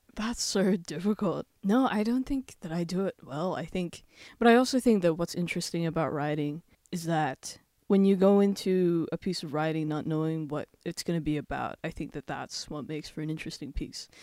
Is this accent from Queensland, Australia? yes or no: no; Werribee, Victoria, Australia; I grew up in Werribee. We immigrated, me and my family, we immigrated to Australia in two thousand three.